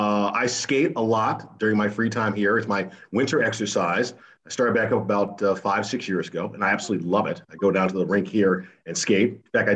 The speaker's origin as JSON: {"language": "English", "region": "Connecticut", "country": "United States", "tie": "born or raised there", "also_born_or_lived": "Chicago / Los Angeles / Kansas City / Washington, D.C.", "said": "No, I was born in Chicago, my father worked for the Internal Revenue Service, so we moved around a lot when I was a kid. Before I was nine, I lived in Chicago, Los Angeles, Kansas City, Washington, D.C., before my parents finally settled down in Connecticut"}